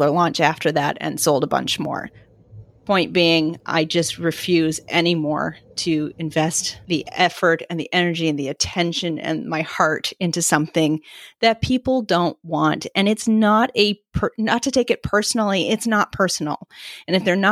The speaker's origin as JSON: {"language": "English", "town": "Vancouver", "region": "British Columbia", "country": "Canada", "also_born_or_lived": "East Coast of Canada", "moved": "yes", "lives_now": "East Coast, Canada", "said": "so I live on the East Coast of Canada now. I'm from the West Coast. My family is still there"}